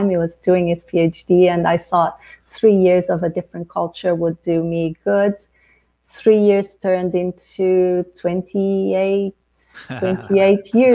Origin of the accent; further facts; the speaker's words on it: Angola; born there; So my father was from Portugal, uh, the colonizer. I was born in Angola.